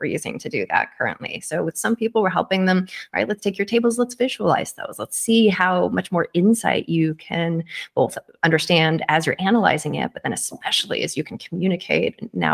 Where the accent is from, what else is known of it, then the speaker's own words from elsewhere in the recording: Kitsap Peninsula, Washington, United States; I grew up on the Kitsap Peninsula across the water from there